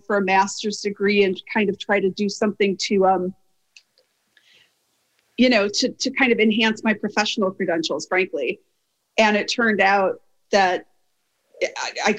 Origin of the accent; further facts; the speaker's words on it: Wisconsin, United States; I'm from Wisconsin